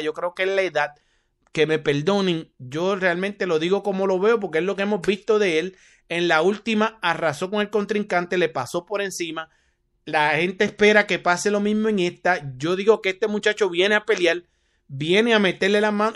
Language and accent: Spanish; Carolina, Puerto Rico; desde mi pueblo, Carolina, Puerto Rico